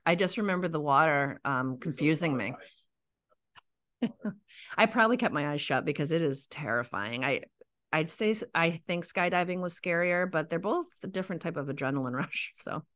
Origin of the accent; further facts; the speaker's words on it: New England, United States; I'm from New England, true New Englander and true Islander.